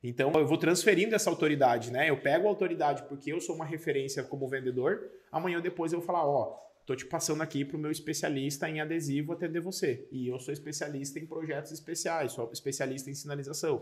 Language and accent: Portuguese; Paranaguá, Paraná, Brazil; moved away; Eu sou de Paranaguá, Paraná